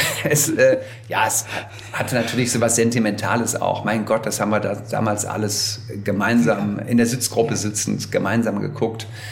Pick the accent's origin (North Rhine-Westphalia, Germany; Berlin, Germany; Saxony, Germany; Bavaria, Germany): North Rhine-Westphalia, Germany; Wuppertal; Ich war in der Heimatgemeinde bei uns in Wuppertal lange Messdiener, Ministrant